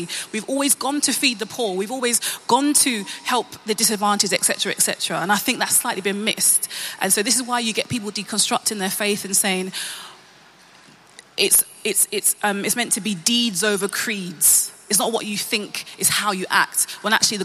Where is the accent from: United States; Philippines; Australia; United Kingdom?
United Kingdom; I'm Black British, I was born here